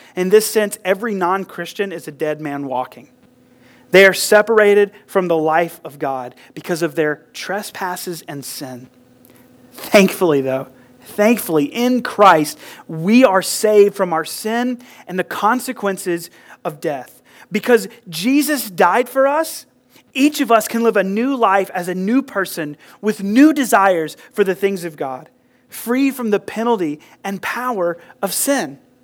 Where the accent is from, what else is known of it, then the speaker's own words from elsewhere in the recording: United States; I grew up here in Burke County in the South